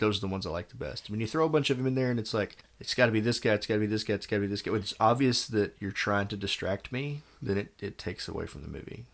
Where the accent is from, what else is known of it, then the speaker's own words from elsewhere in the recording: Texas, United States; I grew up in Texas.